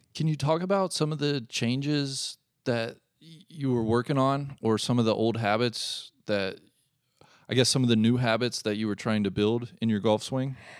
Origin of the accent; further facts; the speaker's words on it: Cincinnati, Ohio, United States; I am here in Cincinnati, Ohio